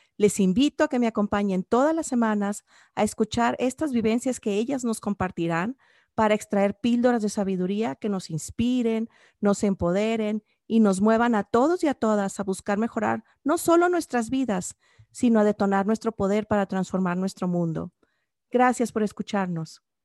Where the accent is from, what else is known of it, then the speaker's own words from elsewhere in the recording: Los Mochis, Sinaloa, Mexico; yo soy originaria de Los Mochis